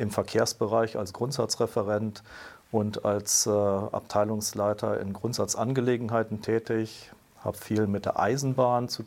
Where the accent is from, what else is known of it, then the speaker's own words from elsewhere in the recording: Brussels, Brussels-Capital Region, Belgium; Ich bin in Brüssel aufgewachsen und habe dort sozusagen quer durch die Schulzeit Europa aufgesogen in einer Zeit, wo Europa noch im, im Entstehen war